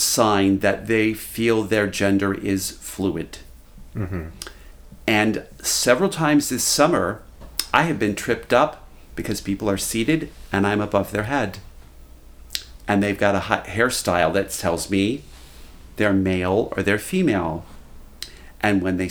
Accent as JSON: {"language": "English", "region": "Kentucky", "country": "United States"}